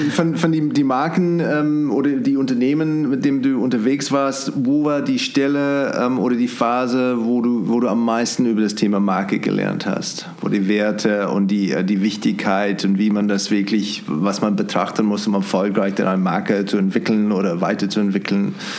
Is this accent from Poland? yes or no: no; New Zealand; German is a second language; moved away as an adult; now in Munich, Germany; ich komme ursprünglich aus Neuseeland, da war schon in den 90er Jahren, waren schon Gourmet-Burgers überall. Als ich hier nach München gekommen bin, 2002